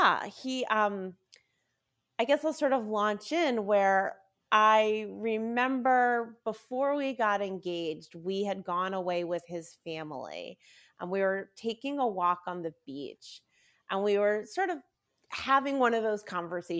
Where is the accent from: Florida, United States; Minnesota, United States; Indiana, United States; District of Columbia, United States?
District of Columbia, United States; Washington; also born or lived in Maryland; I am a sixth generation Washingtonian